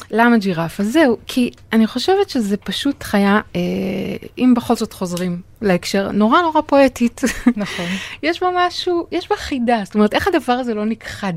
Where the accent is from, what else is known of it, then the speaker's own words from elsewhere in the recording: Safed, Northern District, Israel; נולדתי וגדלתי בצפת